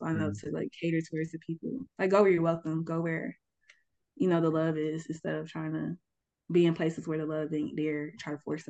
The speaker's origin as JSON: {"language": "English", "town": "Atlanta", "region": "Georgia", "country": "United States", "tie": "born or raised there", "said": "It's more just like my home because I'm from Atlanta, like"}